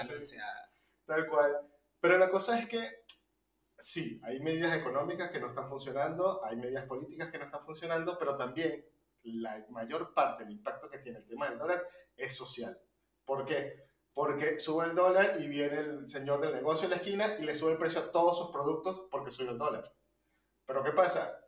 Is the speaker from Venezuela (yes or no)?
yes; Venezuela; now in Argentina; venimos de Venezuela